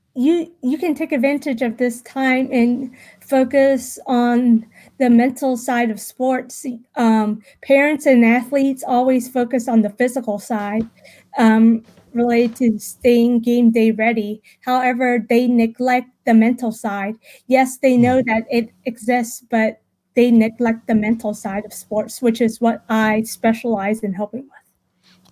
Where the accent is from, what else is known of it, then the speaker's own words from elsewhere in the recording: Richmond, Virginia, United States; I was born and raised in Richmond, Virginia, also known as Henrico, Virginia